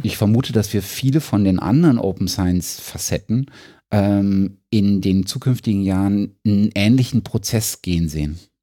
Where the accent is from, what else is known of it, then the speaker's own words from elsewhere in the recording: Germany; als Deutscher